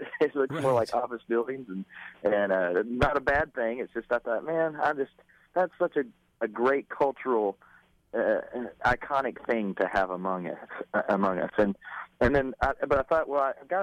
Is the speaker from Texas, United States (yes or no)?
yes; Texas, United States; growing up in Texas